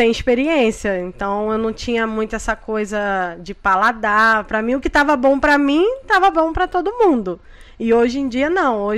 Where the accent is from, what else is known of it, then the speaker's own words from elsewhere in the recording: Rio de Janeiro, Brazil; now in Orlando, United States; Sou carioca, Rio de Janeiro.